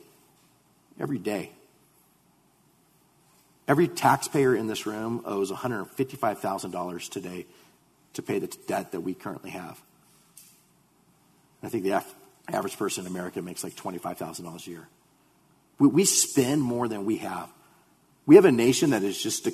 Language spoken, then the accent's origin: English; United States